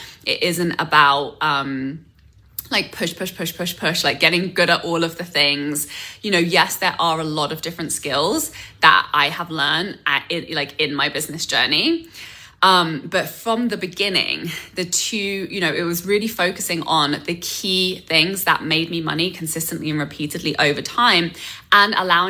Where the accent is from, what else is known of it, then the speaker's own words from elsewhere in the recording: England, United Kingdom; moved away as an adult; now in North America; I came to North America from England, knew zero. I had one relative and I had one connection in the film industry